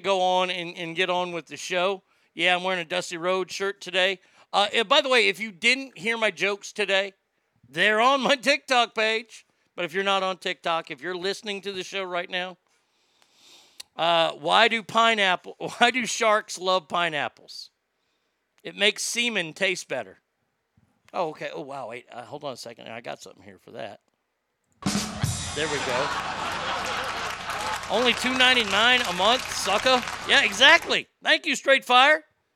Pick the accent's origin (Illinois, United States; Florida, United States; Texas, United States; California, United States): Texas, United States; I am from Texas